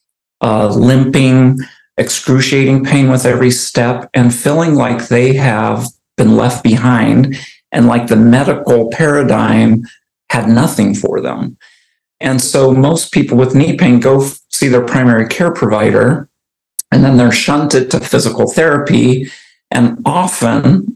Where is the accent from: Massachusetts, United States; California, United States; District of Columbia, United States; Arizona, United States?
Arizona, United States; moved away as an adult; now in Oregon, United States; I moved from Arizona, where I grew up, to Oregon